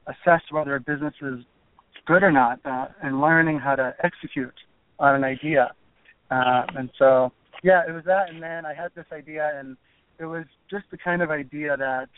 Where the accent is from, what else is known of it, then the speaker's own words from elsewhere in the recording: Florida, United States; moved away as an adult; also born or lived in California / South Korea / New York; I grew up in Florida